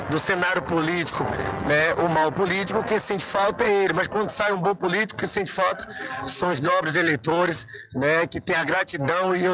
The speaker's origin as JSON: {"language": "Portuguese", "town": "São Félix", "country": "Brazil", "said": "E o povo de minha terra merece o retorno é, na Câmara Municipal de São Félix."}